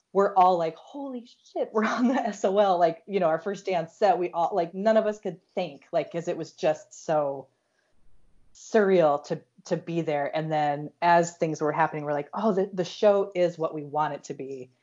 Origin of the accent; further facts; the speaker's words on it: Iowa, United States; I'm from Iowa.